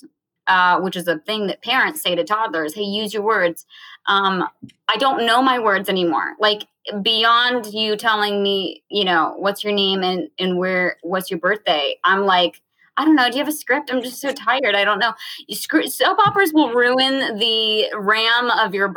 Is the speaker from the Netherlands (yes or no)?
no; Virginia, United States; moved away; I grew up in Virginia, so everyone sings at church, and I grew up singing in church